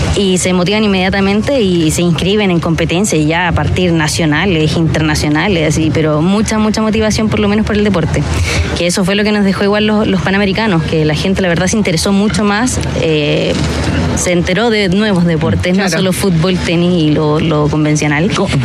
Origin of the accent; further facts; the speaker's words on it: San Bernardo, Santiago Metropolitan, Chile; también como chilena eh, y san bernardina